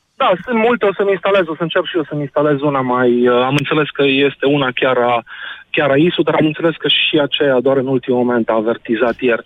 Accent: Arad, Arad County, Romania; Sunt din Arad

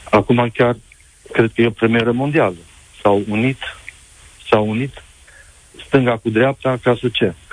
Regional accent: Romania; now in Spain; Sunt unul din acei români

